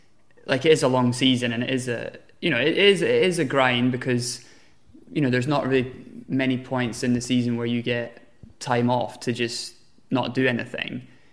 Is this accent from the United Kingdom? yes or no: yes; United Kingdom; So for me, being British and like living in London, everything's at home for me.